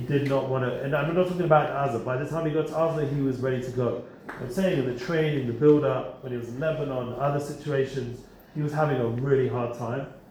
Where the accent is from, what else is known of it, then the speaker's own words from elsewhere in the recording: England, United Kingdom; now in Israel; I'm English.